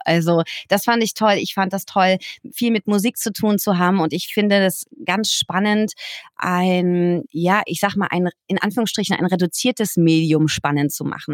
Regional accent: Bühl, Baden-Württemberg, Germany; Ich bin in Bühl bei Baden-Baden aufgewachsen

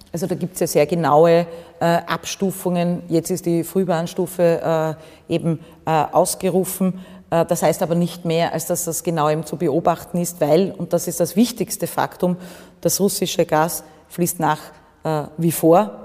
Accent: Austria; mein Heimatbundesland

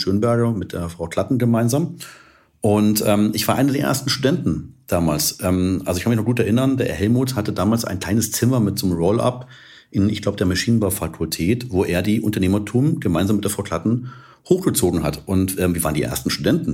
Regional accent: Munich, Bavaria, Germany; also born or lived in California; in München damals, also meine Heimatstadt und Lieblingsstadt

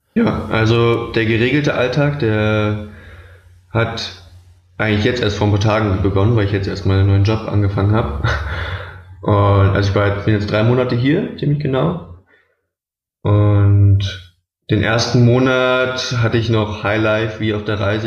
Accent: Berlin, Germany; ich komme aus Berlin

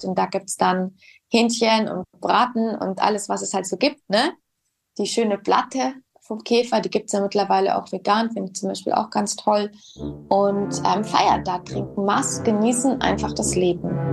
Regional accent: Bavaria, Germany; Ich bin ein bayerisches Mädchen.

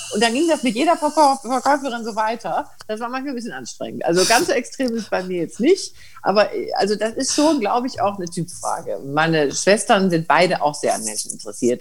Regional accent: Bergisches Land, North Rhine-Westphalia, Germany; dass ich aus Nordrhein-Westfalen komme, also Bergisches Land

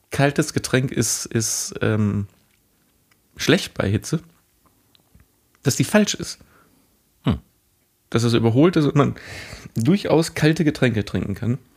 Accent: Cologne, North Rhine-Westphalia, Germany; also born or lived in Mülheim; Das war lange Zeit, hätte ich noch gesagt, ich bin beides irgendwie. Aber ich bin Kölner.

